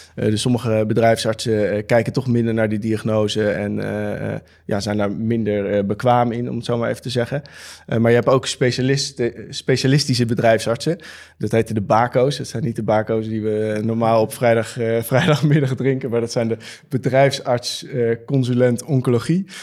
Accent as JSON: {"language": "Dutch", "town": "Amsterdam", "region": "North Holland", "country": "Netherlands", "said": "Ik kom uit Amsterdam en we zitten nu in Rotterdam"}